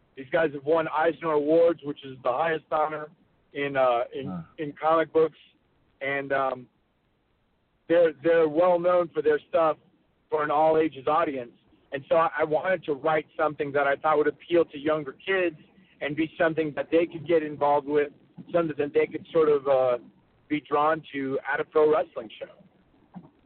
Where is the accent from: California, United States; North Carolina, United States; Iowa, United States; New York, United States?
North Carolina, United States; I grew up in North Carolina.